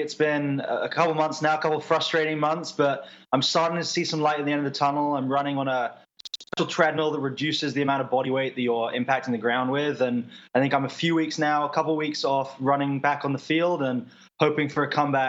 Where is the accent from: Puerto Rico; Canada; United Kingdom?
United Kingdom; England; My parents live in Boston now, but I grew up in England